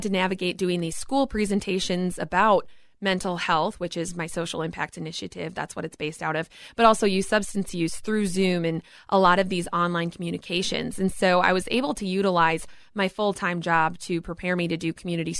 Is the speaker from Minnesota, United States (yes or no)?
yes; Minnesota, United States; I want to represent my home state